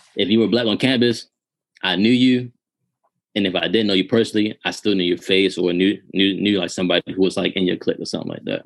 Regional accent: Baltimore, Maryland, United States; I grew up in Baltimore City

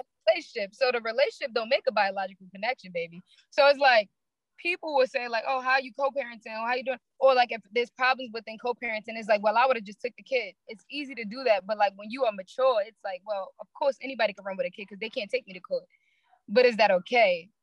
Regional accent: New York City, New York, United States; I'm from Brooklyn, New York. Marcy Projects to be exact

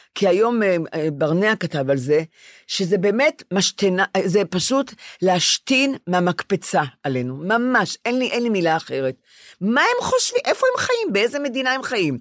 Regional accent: Ramat Gan, Tel Aviv District, Israel; אני רמת גנית

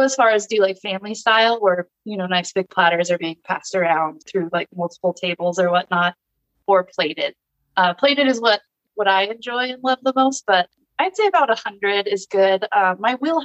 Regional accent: Orange County, California, United States; now in Temecula, United States; I started in my hometown. I'm from Orange County.

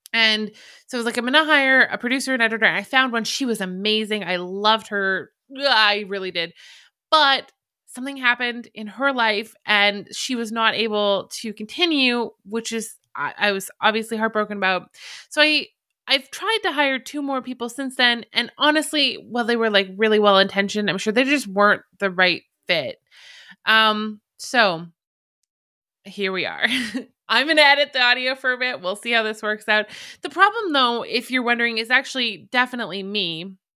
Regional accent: Alberta, Canada; accent: Canadian; I'm Canadian. I come from the very beautiful, very like Western looking province of Alberta

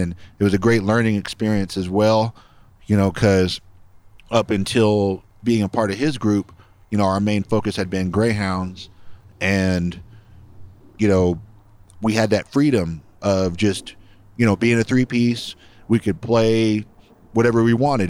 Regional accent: Los Angeles, California, United States; now in Austin, United States; I grew up in the San Fernando Valley in California, Reseda, California.

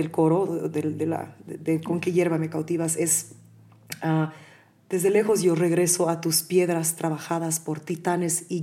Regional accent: Bolivia; lo que yo he sentido tantos años de estar lejos de mi tierra y y además de no ser aceptada realmente. O sea, a mí mi tierra me ama, pero siempre he sido la gringa, ¿no? La persona que vive afuera, cuando en realidad mi corazón es extremadamente boliviano

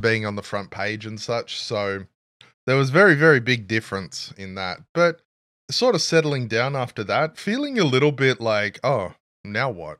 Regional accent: Australia; we're both Australian

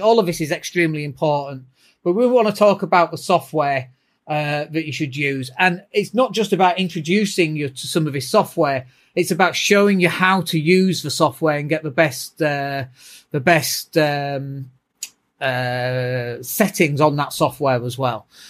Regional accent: Leeds, Yorkshire and the Humber, United Kingdom; I'm from Leeds

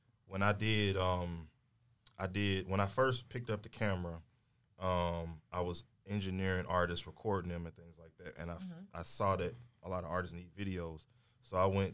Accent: St. Louis, Missouri, United States; moved away as an adult; now in Atlanta, United States; I'm from St. Louis, Missouri

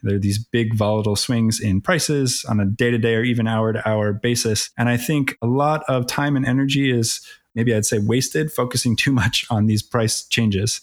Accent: Philadelphia, Pennsylvania, United States; also born or lived in Atlanta; Born and raised in Philly, as they say, or the, the suburbs of Philly.

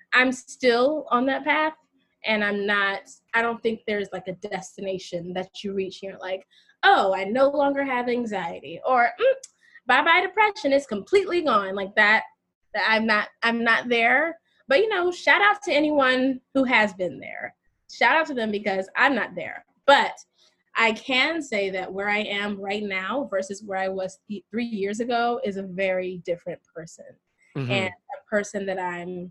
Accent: North Carolina, United States; moved away as an adult; now in New York, United States; I am originally from North Carolina, and I've been in New York a little over 10 years

